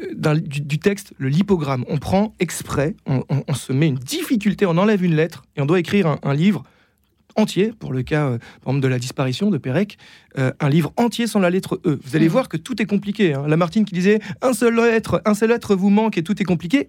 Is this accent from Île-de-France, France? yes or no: yes; Versailles, Île-de-France, France; J'ai grandi euh, à Versailles